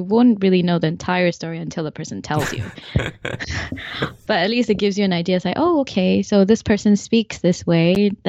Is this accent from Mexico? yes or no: no; Malaysia; also born or lived in Canada; Then I returned back to Malaysia for my secondary schooling. Mm-hmm. And I picked up my Malaysian accent from my Canadian accent.